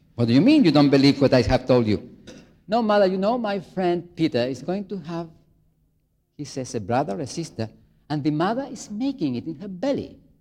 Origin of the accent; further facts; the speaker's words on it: Chile; moved away; I come from Chile, South America, very far away